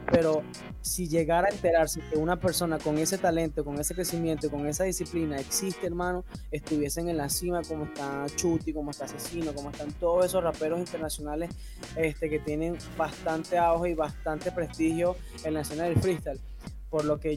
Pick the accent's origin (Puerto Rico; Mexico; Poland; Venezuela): Venezuela; soy venezolano